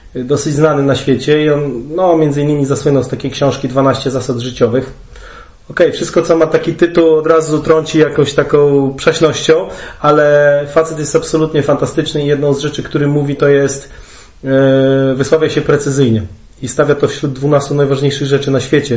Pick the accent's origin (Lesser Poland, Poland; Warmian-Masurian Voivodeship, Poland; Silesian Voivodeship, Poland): Warmian-Masurian Voivodeship, Poland; Olsztyn; oboje pochodzimy z Olsztyna